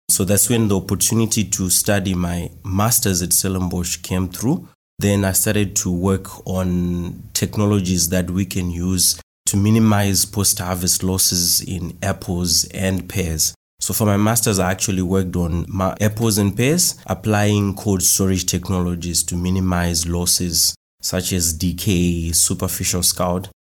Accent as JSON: {"language": "English", "town": "Marondera", "region": "Mashonaland East", "country": "Zimbabwe", "said": "I'm from Marondera in Zimbabwe. So Marondera is a town that was built in between the capital city of Zimbabwe called Harare, and also another town called Mutare."}